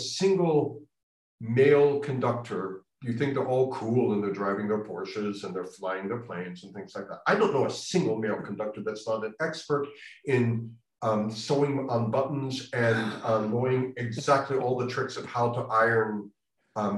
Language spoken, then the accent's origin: English; United States; as an American